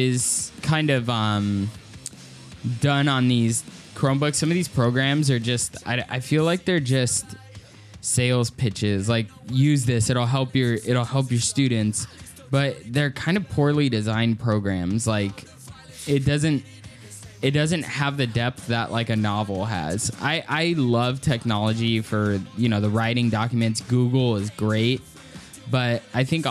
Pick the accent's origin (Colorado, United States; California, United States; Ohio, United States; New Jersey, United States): California, United States; Santa Ana; I grew up near Santa Ana